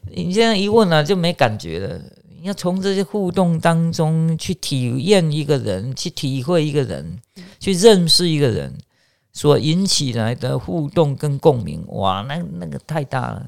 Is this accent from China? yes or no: no; Chiayi, Taiwan; 我是嘉义人